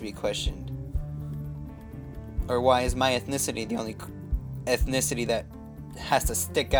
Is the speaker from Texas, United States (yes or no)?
no; Washington, United States; I'm just as American as you are. I was born and raised here.